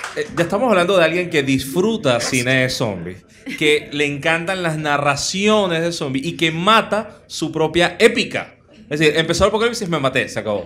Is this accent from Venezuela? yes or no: yes; Caracas, Capital District, Venezuela; los caraqueños, los caraqueños tenemos cierto recorrido, los venezolanos